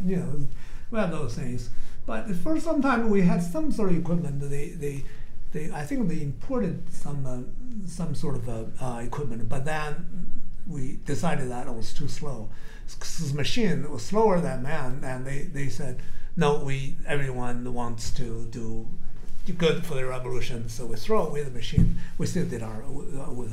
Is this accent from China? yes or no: yes; Xi'an, Shaanxi, China; moved away as an adult; also born or lived in Shanxi; I'm from Xi'an. It's a very old city